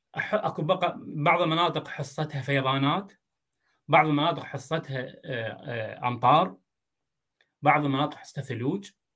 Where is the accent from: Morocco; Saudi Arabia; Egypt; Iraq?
Iraq; دجله والفرات عندنا موجودين بدون دجله والفرات احنا جزء من الصحراء العربيه